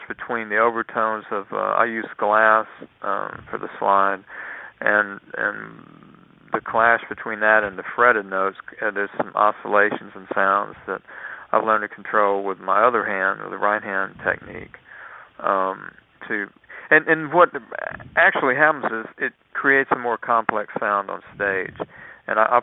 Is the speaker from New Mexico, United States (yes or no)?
no; Lafayette, Louisiana, United States; also born or lived in Mississippi; we moved to from Mississippi to Lafayette, Louisiana, when I was 7 years old